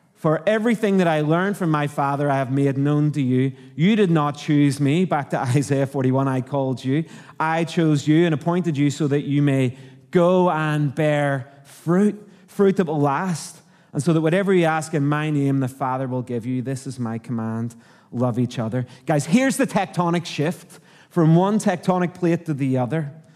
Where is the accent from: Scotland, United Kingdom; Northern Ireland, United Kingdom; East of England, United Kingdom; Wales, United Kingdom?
Northern Ireland, United Kingdom; accent: Irish; moved away as an adult; also born or lived in Canada; now in Australia; I'm from Northern Ireland